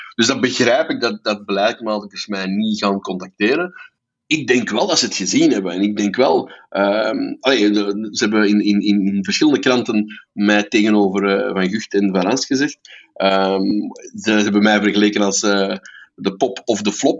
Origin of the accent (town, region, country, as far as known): Belgium